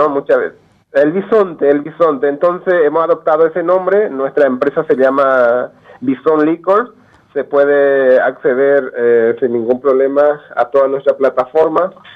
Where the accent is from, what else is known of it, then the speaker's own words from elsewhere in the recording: Paraguay; moved away as an adult; also born or lived in Manitoba, Canada / Europe; now in Alberta, Canada; yo vengo del campesino de la, del Paraguay profundo, eh, nací en el campo, soy del campo